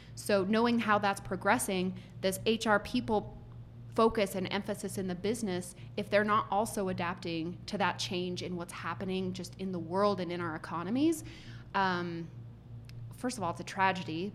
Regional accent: United States; as an American who speaks very little Spanish

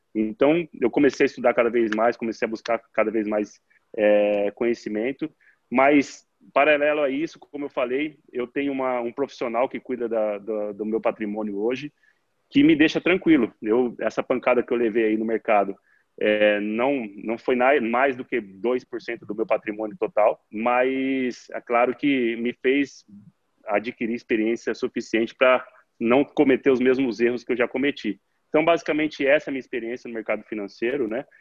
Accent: Araçatuba, São Paulo, Brazil; Eu sou de Araçatuba, interior de São Paulo

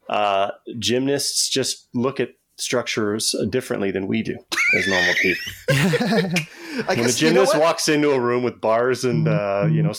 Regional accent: Tecumseh, Ontario, Canada; also born or lived in Windsor, Ontario; I moved from Windsor to Tecumseh when I was in grade 3.

